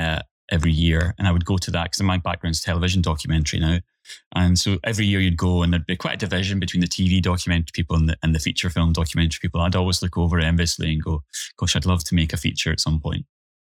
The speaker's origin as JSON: {"language": "English", "town": "Clydebank", "region": "Scotland", "country": "United Kingdom", "tie": "born or raised there", "said": "I was coming in from Clydebank, so was Nicola."}